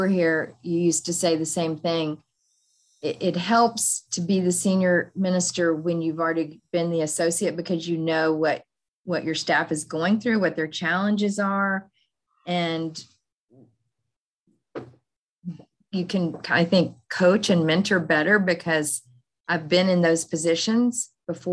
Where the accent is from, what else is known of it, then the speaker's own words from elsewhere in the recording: Fort Worth, Texas, United States; moved away as an adult; now in Kansas City, United States; I grew up in Fort Worth, Texas